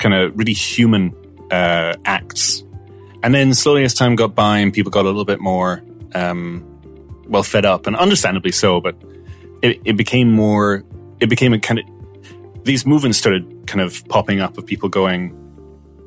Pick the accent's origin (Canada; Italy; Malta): Malta; now in Ireland; I'm half Scottish, half Maltese, right? Mm. I grew up in Malta.